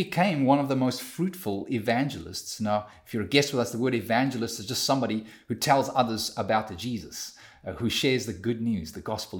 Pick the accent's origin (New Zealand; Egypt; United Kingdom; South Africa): South Africa; now in Canada; me as a South African living in Canada